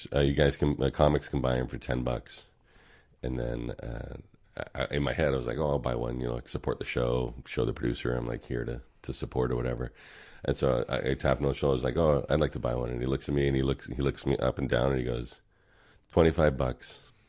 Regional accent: California, United States; but I grew up in the South, mm-hmm, Bay, like Cupertino, San Jose area.

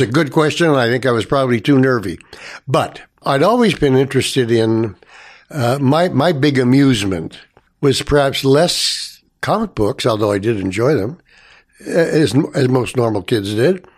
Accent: Toronto, Ontario, Canada; I was born in Toronto here, and first residence was Saint Clement's Avenue, uh, west of Avenue Road, north of Eglinton. Uh, so I, my first school was, uh, was Saint Clement's

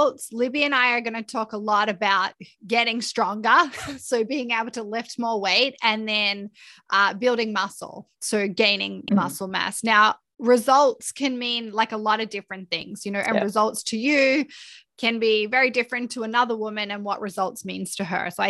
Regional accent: Australia; accent: Australian; my Australian accent

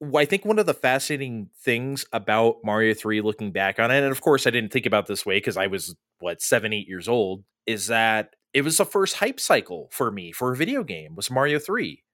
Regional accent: San Diego, California, United States; we grew up in San Diego.

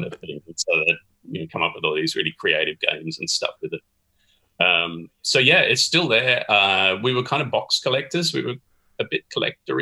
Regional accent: Australia; moved away as an adult; also born or lived in London; I am Australian and have been living in London

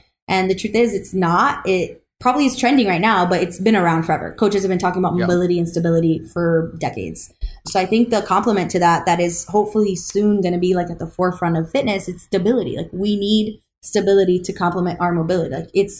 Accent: Florida, United States; because we're all from Florida here, you know.

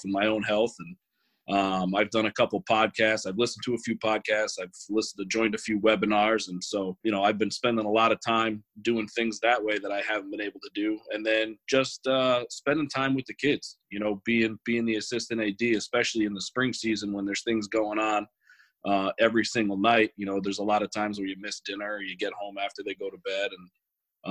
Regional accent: Middletown, United States; I grew up in Middletown. I've been a Middletown guy almost my whole life.

